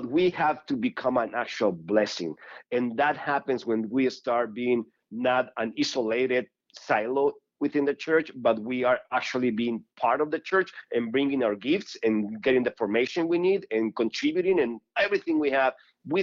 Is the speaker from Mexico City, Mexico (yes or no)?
no; Ciudad Obregón, Sonora, Mexico; moved away as an adult; also born or lived in Denver; now in United States; I was born and raised in Obregón, Sonora, which is a small town northwest of Mexico in the state of Sonora.